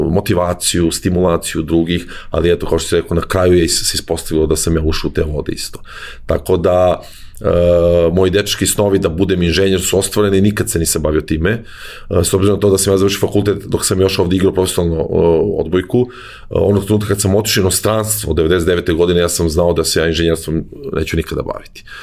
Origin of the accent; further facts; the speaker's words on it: Zaječar, Zaječar District, Serbia; moved away as an adult; also born or lived in Belgrade / Greece; rođen u Zaječaru, ja sam tamo igrao odbojku u jednom malom gradskom klubu koji se zove Timok.